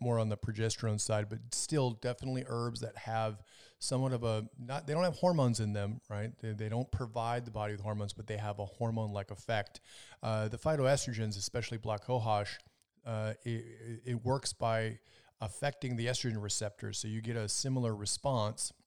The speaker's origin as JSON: {"language": "English", "region": "Minnesota", "country": "United States", "also_born_or_lived": "Las Vegas", "moved": "yes", "said": "I'm from Minnesota"}